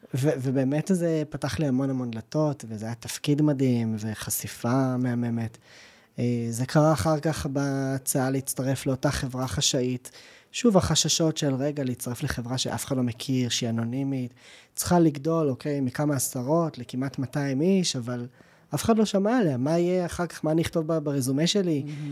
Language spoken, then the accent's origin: Hebrew; Jerusalem, Jerusalem District, Israel; now in Givatayim, Israel; אני ירושלמי במקור